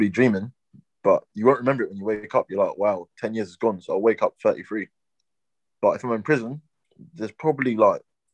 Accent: London, United Kingdom; I'm 23 and I'm from London

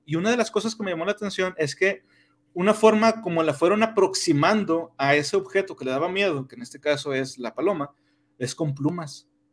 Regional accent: Mexico

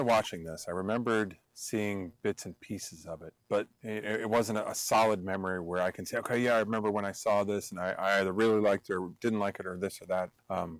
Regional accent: Long Island, New York, United States; I grew up in Long Island

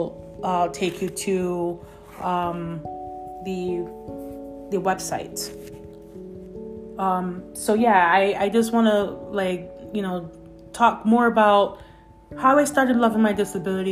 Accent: Jamaica; I was born in Jamaica

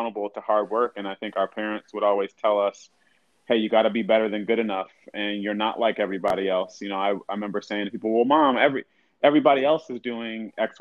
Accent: West Bloomfield, Michigan, United States; also born or lived in Southfield, Michigan; grew up in suburbs of Detroit. So, originally lived in Southfield. Then moved out to even a little bit further out suburb, West Bloomfield

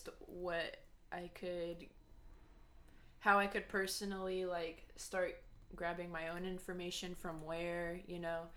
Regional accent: West Sacramento, California, United States; I'm from West Sac

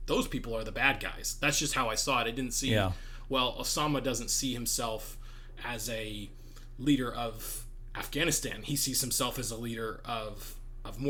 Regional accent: United States; I'm an American

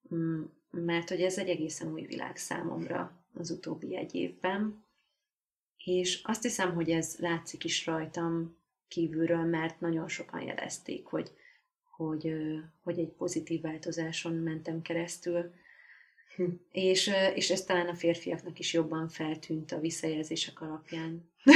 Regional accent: Hungary; moved away as an adult; now in Budapest, Hungary; Én falun nőttem föl

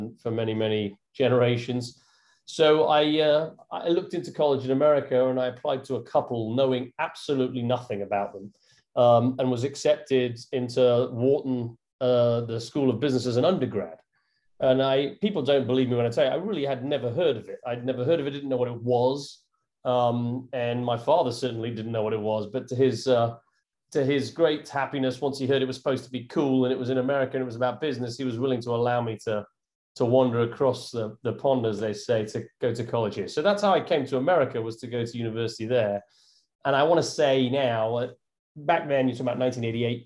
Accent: Northampton, East Midlands, United Kingdom; moved away as an adult; now in New York, United States; I'm from Northampton in England, the middle of England.

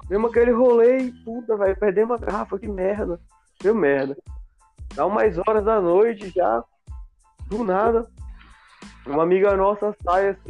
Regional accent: Amazonas, Brazil; eu sou do Amazonas, mano, nasci na beira do rio, vou tomar cachaça e não cair na água?

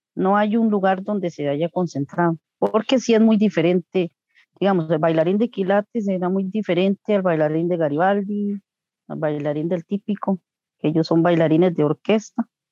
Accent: Coronado, San José, Costa Rica; also born or lived in Tibás; yo soy de Coronado, pero, o sea, yo no nací están viviendo en Coronado, vivíamos en Tivas Y a los tres ah, meses, de, desde los tres meses de nacida vivo aquí en Coronado

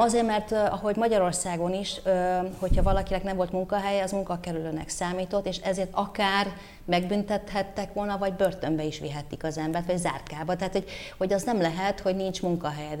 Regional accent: Bucharest, Romania; now in Hungary; Bukarestbe nőttem föl, tökéletesen beszéltem románul

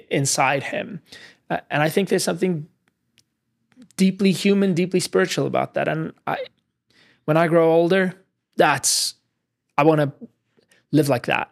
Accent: South Africa; moved away as an adult; now in New York City, United States; I grew up in South Africa

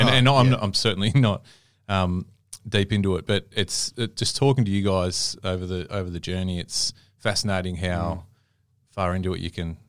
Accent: Melbourne, Victoria, Australia; And even, you know, born and raised in Melbourne, but, and, you know, it's there's arguments about, you know, is it the best place in the world?

